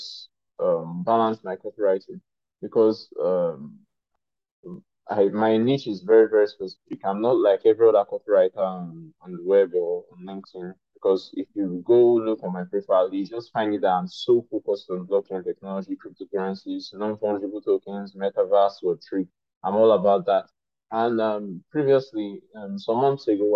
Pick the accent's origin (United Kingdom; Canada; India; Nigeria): Nigeria; I'm an African and I'm Nigerian